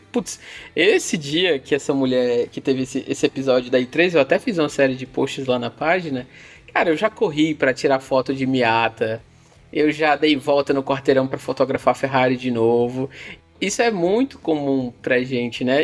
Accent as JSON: {"language": "Portuguese", "town": "Fortaleza", "region": "Ceará", "country": "Brazil", "said": "eu sou de Fortaleza"}